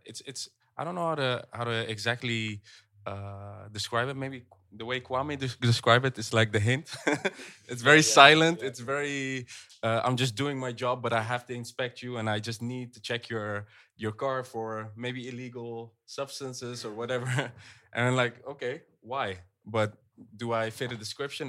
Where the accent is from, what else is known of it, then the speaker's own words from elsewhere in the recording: Netherlands; also born or lived in Egypt; I do see the Netherlands as my home because I grew up here